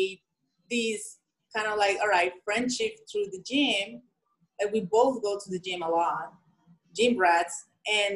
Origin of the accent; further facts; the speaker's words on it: Colombia; English is a second language; moved away as an adult; I'm from Colombia.